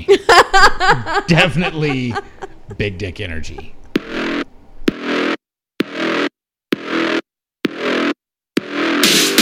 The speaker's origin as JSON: {"language": "English", "region": "Texas", "country": "United States", "tie": "born or raised there", "moved": "yes", "lives_now": "Hawaii, United States", "said": "spend some time in Texas visiting family and friends and drinking back in my home state"}